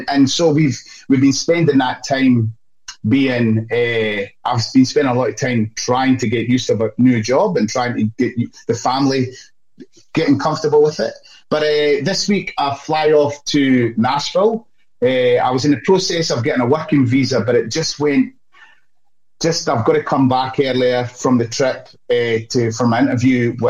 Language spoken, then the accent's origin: English; Scotland, United Kingdom; now in Australia; I'm Scottish